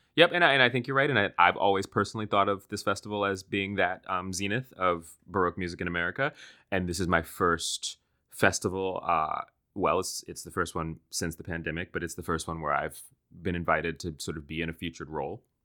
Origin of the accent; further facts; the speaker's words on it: Washington, District of Columbia, United States; I grew up in Washington, D C